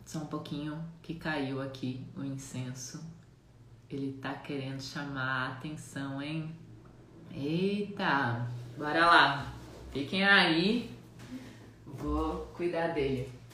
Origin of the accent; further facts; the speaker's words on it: Jaraguá do Sul, Santa Catarina, Brazil; also born or lived in Mato Grosso do Sul; nascida no Mato Grosso do Sul, mas fui criada aqui em Santa Catarina. Atualmente eu moro em Santa Catarina, na cidade que eu cresci, que é Jaraguá do Sul